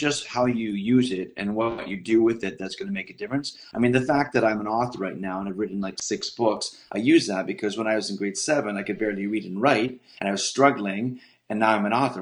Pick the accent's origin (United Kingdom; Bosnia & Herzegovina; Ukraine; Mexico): United Kingdom; Scotland; I'm Scottish